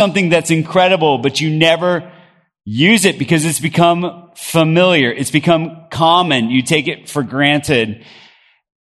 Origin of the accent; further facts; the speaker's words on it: Bogota, Colombia; moved away; I grew up in Bogota, Colombia, South America